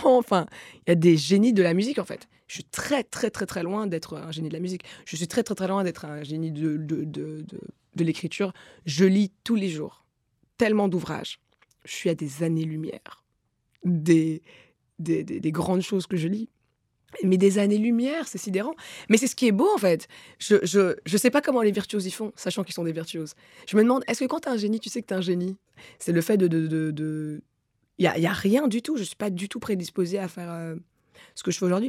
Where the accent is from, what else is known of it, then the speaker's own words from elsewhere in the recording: DR Congo; moved away; also born or lived in Rwanda / Belgium; je suis congolaise et rwandaise